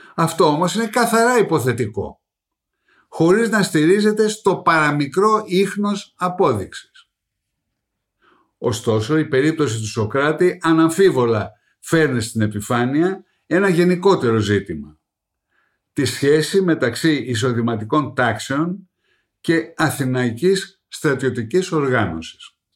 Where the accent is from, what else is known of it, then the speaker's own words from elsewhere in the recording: Greece; καμαρώνουμε ως Έλληνες